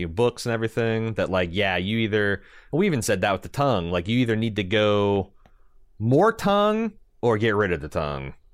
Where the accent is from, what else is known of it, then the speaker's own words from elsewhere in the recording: Southern Indiana, United States; our experiences growing up in Southern Indiana